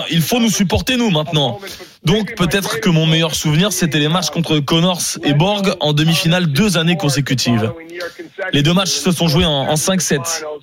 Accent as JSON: {"language": "French", "region": "New York", "country": "United States", "tie": "born or raised there", "said": "C'est une passion pour moi parce que j'ai grandi à New York et mon rêve, ce, serait que quelqu'un qui vienne de mon académie gagne l'US Open"}